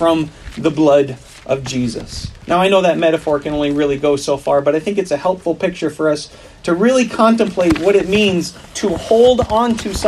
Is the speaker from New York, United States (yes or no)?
no; Wisconsin, United States; I grew up in Wisconsin